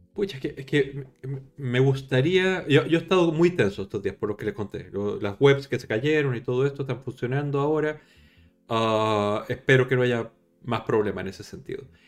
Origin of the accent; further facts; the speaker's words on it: Chile; yo soy chileno